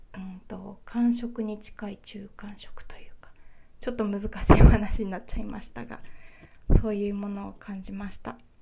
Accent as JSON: {"language": "Japanese", "region": "Kyushu", "country": "Japan", "tie": "born or raised there", "moved": "yes", "lives_now": "Honshu, Japan", "said": "九州出身なんですけれども"}